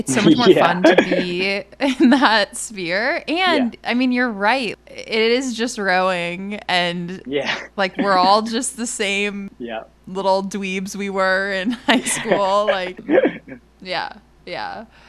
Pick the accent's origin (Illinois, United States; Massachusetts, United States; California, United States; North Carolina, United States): Massachusetts, United States; because I grew up outside of Boston and sometimes I love upstate New York, but our seafood scene is not really it.